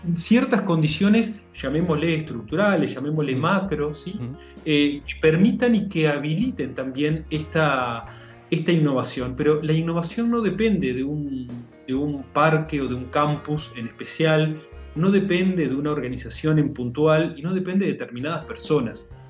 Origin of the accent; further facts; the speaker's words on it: Montevideo, Uruguay; nací en Montevideo, eh, estudié, me desarrollé acá